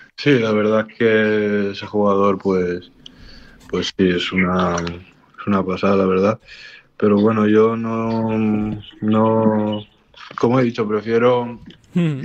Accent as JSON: {"language": "Spanish", "town": "Barcelona", "region": "Catalonia", "country": "Spain", "tie": "born or raised there"}